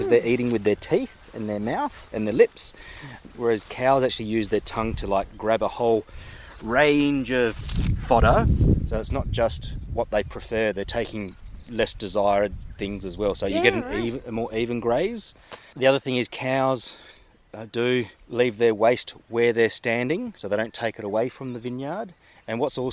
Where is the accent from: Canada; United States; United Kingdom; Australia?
Australia; I was born in Australia